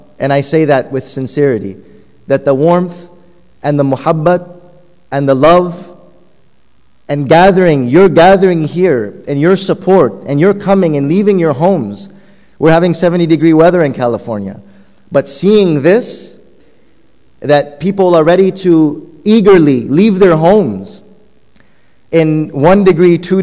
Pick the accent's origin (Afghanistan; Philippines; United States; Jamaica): Afghanistan; first language Persian; English is a second language; moved away; I'm originally from Afghanistan, so Persian is my mother tongue